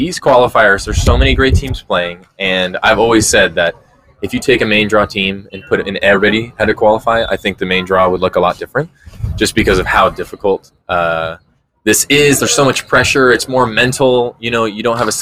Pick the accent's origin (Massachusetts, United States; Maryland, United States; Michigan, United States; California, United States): California, United States; San Clemente; also born or lived in Mission Viejo, California; I'm from San Clemente, and so I lived there for a long time